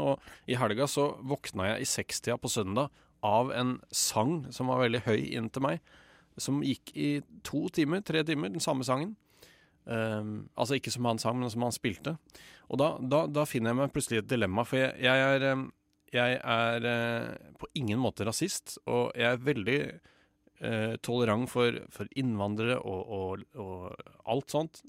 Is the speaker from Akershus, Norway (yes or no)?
yes; Lørenskog, Akershus, Norway; also born or lived in Oslo; Jeg er fra Lørenskog. Og jeg ble født, ikke i Lørenskog, men i Oslo i 1988.